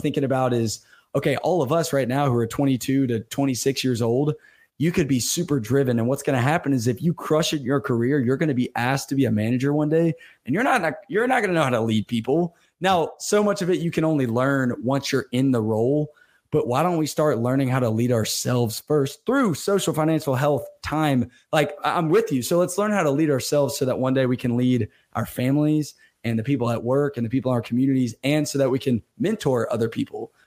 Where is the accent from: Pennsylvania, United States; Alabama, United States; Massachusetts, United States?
Alabama, United States; Birmingham; me growing up in Alabama, Birmingham, Alabama